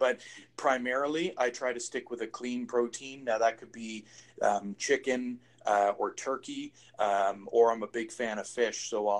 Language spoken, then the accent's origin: English; East Coast, United States; I'm from the East Coast. Yep. We eat rabbit.